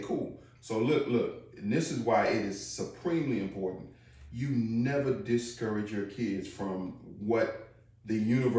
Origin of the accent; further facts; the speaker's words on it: Chicago, Illinois, United States; I'm from Chicago